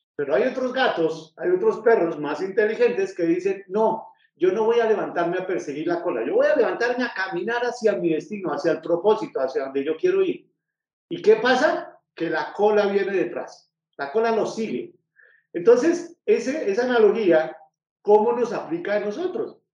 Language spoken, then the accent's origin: Spanish; Bogotá, Colombia; now in Manizales, Colombia; yo soy de Bogotá, pero ahora vivo en Manizales.